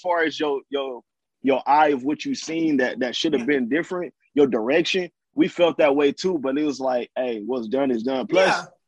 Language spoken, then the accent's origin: English; California, United States; I'm from Cali